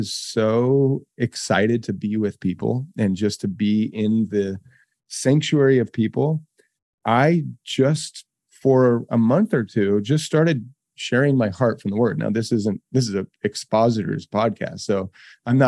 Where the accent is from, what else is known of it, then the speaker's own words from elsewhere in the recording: Boise, Idaho, United States; I grew up in Boise. It was a tiny town.